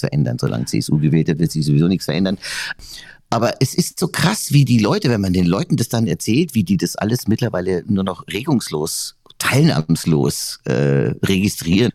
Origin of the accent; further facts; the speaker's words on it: Weiden, Bavaria, Germany; also born or lived in Munich; now in Wörthsee, Germany; Weiden, wo ich herkomme, ist ja jetzt auch nicht unbedingt äh, die Capital City